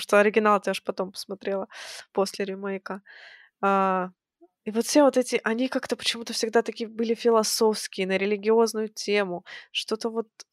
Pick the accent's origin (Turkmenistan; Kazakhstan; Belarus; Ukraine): Kazakhstan; moved away; я родом из Казахстана. Я жила в Казахстане в то время.